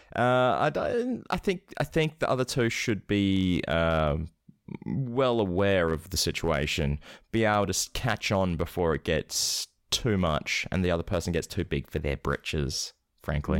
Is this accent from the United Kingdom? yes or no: yes; Scotland, United Kingdom; I'm not British. I'm from Scotland. I should change my accent